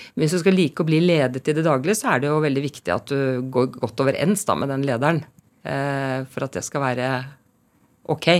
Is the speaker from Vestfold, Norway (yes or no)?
no; Oslo, Norway; also born or lived in Harstad; Jeg er født i Harstad, ja. men jeg kom eh, til eh, Oslo eh, som tre-fireåring, og jeg snakket jo da nordlending, men den dialekten ble mobbet av meg i rekordfart